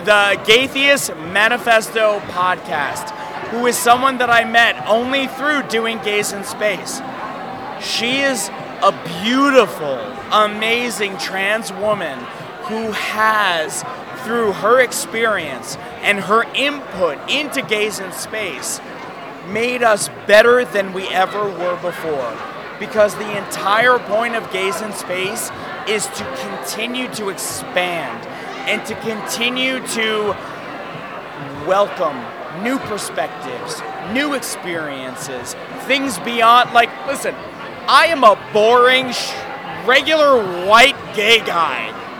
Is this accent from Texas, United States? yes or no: no; New York, United States; I am a New Yorker. So trust me when I tell you, I pulled every string in my New York bag that I could find.